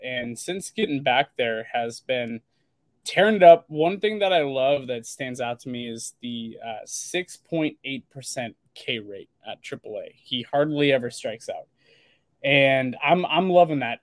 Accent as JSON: {"language": "English", "town": "Portland", "region": "Oregon", "country": "United States", "tie": "born or raised there", "also_born_or_lived": "Sherwood, Oregon", "said": "I grew up in the Portland, Oregon suburbs that I was born and raised around there"}